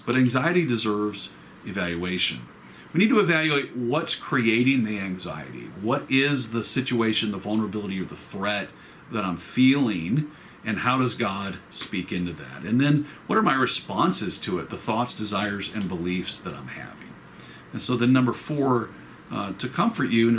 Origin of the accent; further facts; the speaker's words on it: Roswell, United States; when I grew up in Roswell, there was honeysuckle growing in the backyard